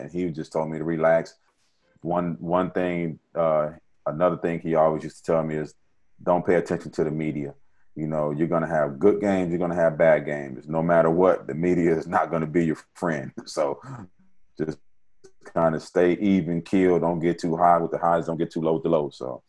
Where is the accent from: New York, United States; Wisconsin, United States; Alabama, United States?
Wisconsin, United States; Kenosha; I was from Kenosha.